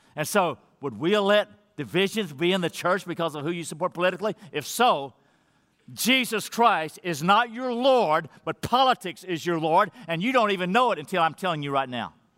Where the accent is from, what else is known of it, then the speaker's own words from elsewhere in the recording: Texas, United States; I was born here in America, and I'm an American citizen